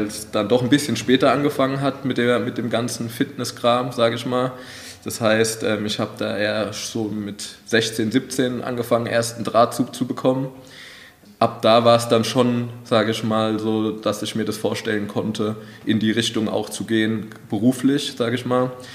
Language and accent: German; Wald-Michelbach, Hesse, Germany; ich komme ja auch aus Waldmischelbach